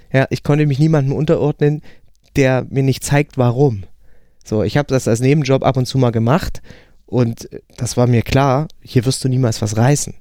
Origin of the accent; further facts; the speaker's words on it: a village beyond Bautzen, between Poland and the Czech Republic, Saxony, Germany; moved away; also born or lived in Hamburg; da ich aus dem hinterletzten Kaff komme, also wirklich so, wo sich Fuchs und Hase guten Nacht sagen zwischen Polen und Tschechien, äh, hinter Bautzen